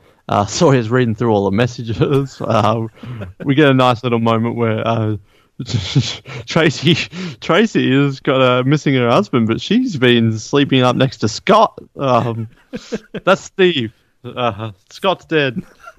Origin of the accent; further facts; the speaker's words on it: Australia; I'm the only Australian who says Aaron.